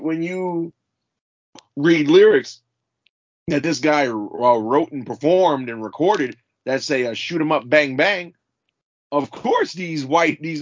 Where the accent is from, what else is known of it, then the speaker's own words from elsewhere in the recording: Louisiana, United States; my home state of Louisiana